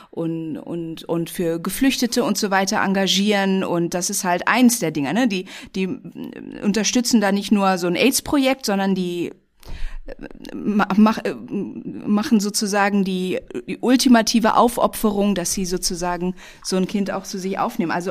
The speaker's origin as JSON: {"language": "German", "country": "Indonesia", "tie": "born or raised there", "also_born_or_lived": "Germany", "said": "Äh, ich bin in Indonesien, in Deutschland und vielen Orten aufgewachsen"}